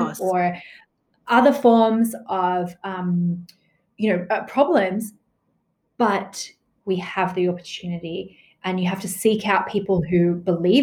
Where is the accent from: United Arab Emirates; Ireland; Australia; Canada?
Australia; growing up in Australia